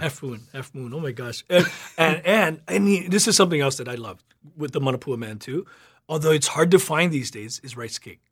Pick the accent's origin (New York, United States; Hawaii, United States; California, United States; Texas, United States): Hawaii, United States; growing up in Honolulu at, uh, on Kauai